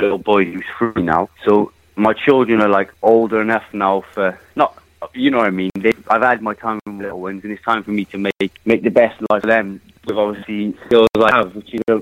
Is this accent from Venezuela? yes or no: no; Wales, United Kingdom